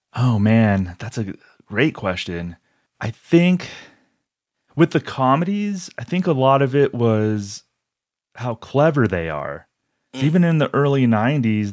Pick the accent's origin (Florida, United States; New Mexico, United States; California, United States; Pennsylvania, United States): New Mexico, United States; Albuquerque; I'm from Albuquerque